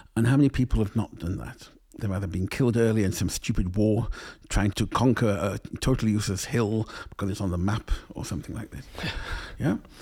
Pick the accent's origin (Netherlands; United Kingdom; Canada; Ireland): United Kingdom; England; growing up in England